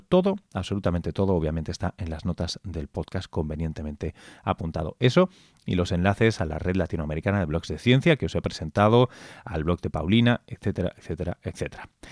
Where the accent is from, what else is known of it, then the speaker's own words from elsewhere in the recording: Spain; yo soy español